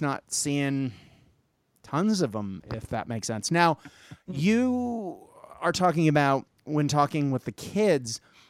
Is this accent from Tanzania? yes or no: no; Japan; I grew up in Japan, so I grew up used to seeing people with masks because that's part of the culture.